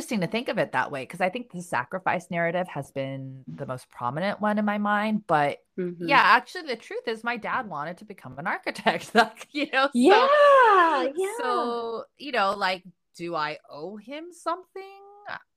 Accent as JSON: {"language": "English", "country": "South Korea", "tie": "born or raised there", "moved": "yes", "said": "I'm an immigrant too. I was born in Korea"}